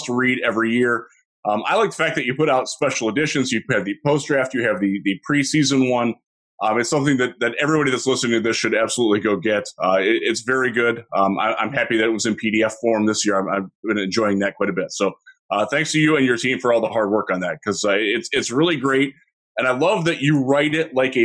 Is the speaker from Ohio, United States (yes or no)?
yes; Cleveland, Ohio, United States; growing up in Cleveland, I learned how to say Prochaki and Kondrowski pretty well